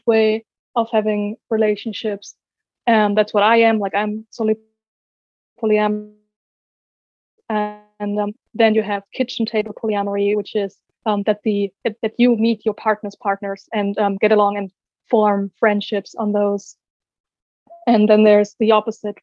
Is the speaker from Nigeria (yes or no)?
no; Germany; I'm from Germany, as you said, and I'm 23 years old